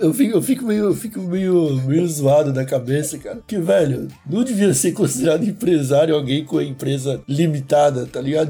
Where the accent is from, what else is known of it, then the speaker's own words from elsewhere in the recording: Brazil; como brasileiro